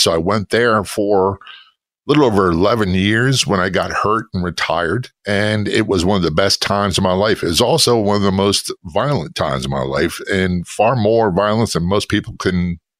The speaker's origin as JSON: {"language": "English", "town": "Norfolk", "region": "Virginia", "country": "United States", "tie": "born or raised there", "also_born_or_lived": "New Jersey / Spain / Tennessee", "said": "So I was born in New Jersey. I lived in Spain. I lived in Tennessee. And I spent most of my childhood, formative years, in Norfolk, Virginia Beach area of Virginia."}